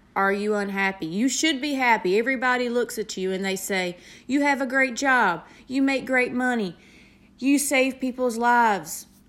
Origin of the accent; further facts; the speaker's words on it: the South, United States; accent: country; I have a country accent. I am from the South.